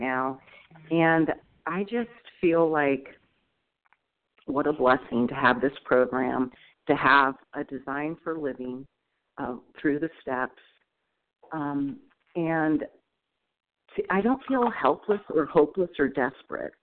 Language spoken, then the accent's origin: English; Northern California, United States; moved away as an adult; also born or lived in Oregon; I'm from Northern California, but now moving up to Oregon.